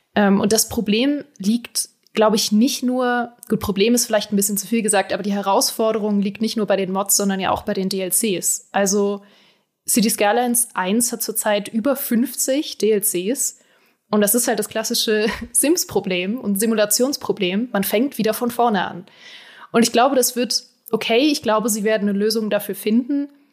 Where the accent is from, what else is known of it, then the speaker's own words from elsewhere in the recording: Berlin, Germany; ich komme ja aus Berlin